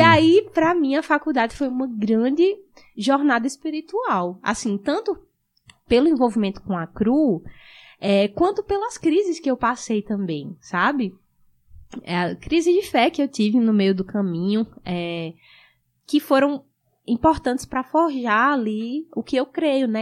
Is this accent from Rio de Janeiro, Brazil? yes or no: no; Rio Grande do Norte, Brazil; moved away as an adult; also born or lived in Currais Novos, Rio Grande do Norte; now in Amazonas, Brazil; eu nasci lá, só que eu cresci em outra cidade, mais no interior